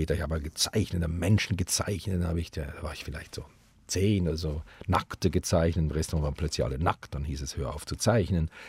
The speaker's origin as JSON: {"language": "German", "country": "Switzerland", "said": "dass wo immer wir hinkamen in Deutschland und sagten, hallo, wir kommen aus der Schweiz, gingen alle Türen auf."}